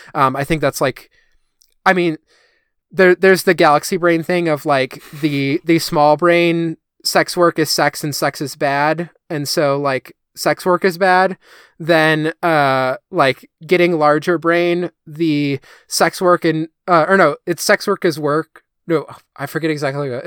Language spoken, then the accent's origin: English; United States; as an American